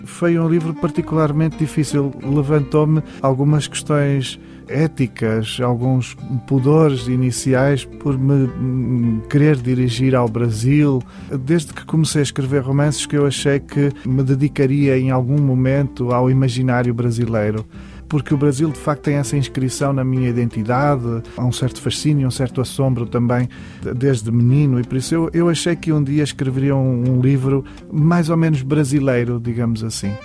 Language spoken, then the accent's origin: Portuguese; Portugal; não posso destituir-me de ser um escritor português